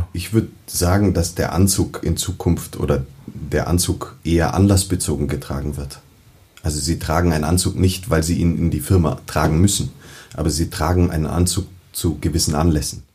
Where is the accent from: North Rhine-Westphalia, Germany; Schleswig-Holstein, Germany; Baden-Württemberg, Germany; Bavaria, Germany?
Bavaria, Germany; Munich; ich bin ähm, waschechter Münchner in dritter Generation